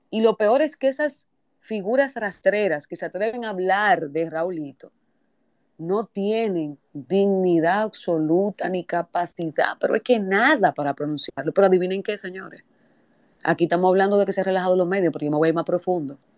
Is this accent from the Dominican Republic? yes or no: yes; San Cristóbal, Dominican Republic; yo vengo de San Cristóbal y esto no es nada político, esto es institucional.